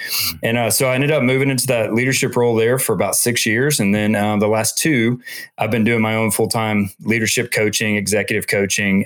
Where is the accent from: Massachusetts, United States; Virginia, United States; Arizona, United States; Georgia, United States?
Georgia, United States; Atlanta; I grew up in Atlanta, here in Atlanta